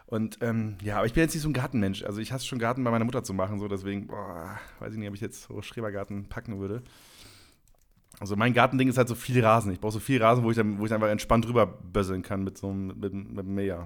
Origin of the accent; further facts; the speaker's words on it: Leer, Lower Saxony, Germany; moved away; in Leer, ähm, da wo ich herkomme